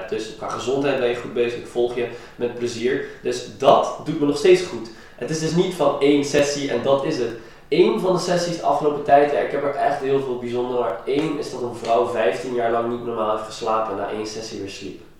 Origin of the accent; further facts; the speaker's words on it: Iran; ik kom zelf uit Iran, daar is het ook niet altijd top.